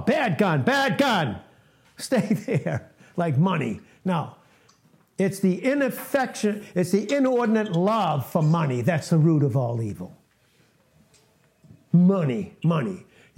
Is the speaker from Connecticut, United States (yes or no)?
no; Boston, Massachusetts, United States; also born or lived in Texas; where I grew up in Boston